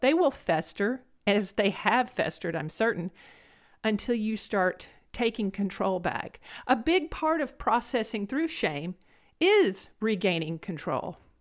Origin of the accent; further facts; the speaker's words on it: Blount County, Alabama, United States; accent: country twang; moved away as an adult; Now I'm from Blount County, Alabama. I have this, you know, country twang.